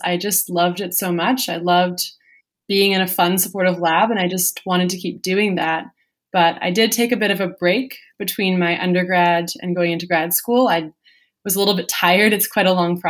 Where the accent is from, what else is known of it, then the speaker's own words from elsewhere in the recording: Vancouver, British Columbia, Canada; I grew up in Vancouver, BC